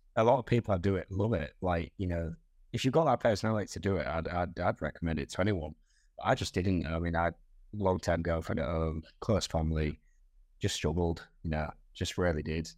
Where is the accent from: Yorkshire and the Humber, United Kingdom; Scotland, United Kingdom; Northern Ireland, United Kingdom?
Yorkshire and the Humber, United Kingdom; Hull; I was born in Castle Hill, in Hull